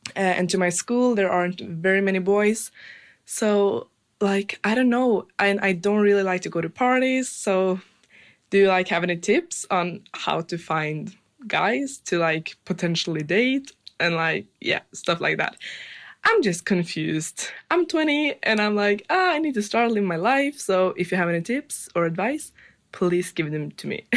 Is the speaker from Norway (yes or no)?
yes; Norway; I'm from Norway